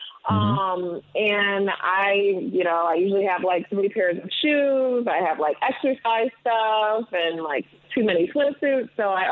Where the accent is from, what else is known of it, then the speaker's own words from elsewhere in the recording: Detroit, Michigan, United States; also born or lived in London; I was born in Detroit, Michigan, but my parents are Ugandan immigrants.